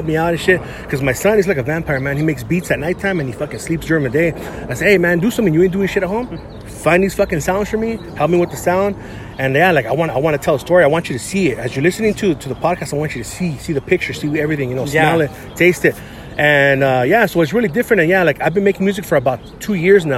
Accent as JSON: {"language": "English", "town": "San Gabriel", "region": "California", "country": "United States", "tie": "born or raised there", "lives_now": "Alhambra, United States", "said": "I grew up in San Gabriel"}